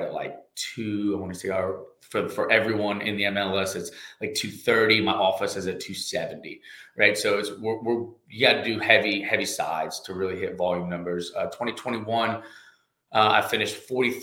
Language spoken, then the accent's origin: English; Katy, Texas, United States; moved away as an adult; also born or lived in Louisiana; now in Lafayette, United States; I was actually raised in Katy, Texas, just west of Houston